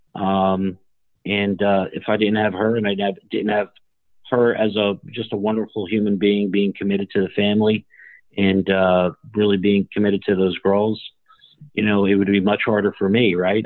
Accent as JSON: {"language": "English", "town": "Newark", "region": "New Jersey", "country": "United States", "tie": "born or raised there", "said": "I grew up in Newark, New Jersey"}